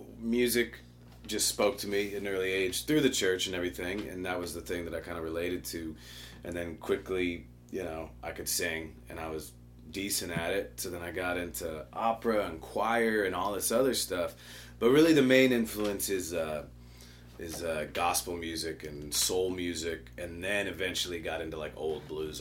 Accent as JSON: {"language": "English", "town": "Chicago", "region": "Illinois", "country": "United States", "tie": "born or raised there", "also_born_or_lived": "Nashville", "said": "I'm originally from Chicago."}